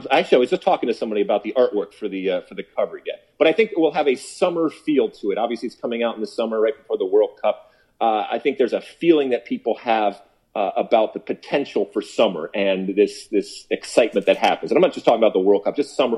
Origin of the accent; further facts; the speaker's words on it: Detroit, Michigan, United States; growing up in Detroit